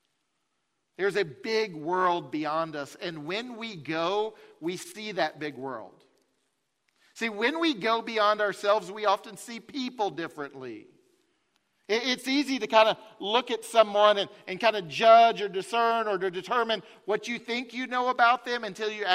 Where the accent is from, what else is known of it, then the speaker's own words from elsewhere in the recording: Farragut, Tennessee, United States; I grew up in Farragut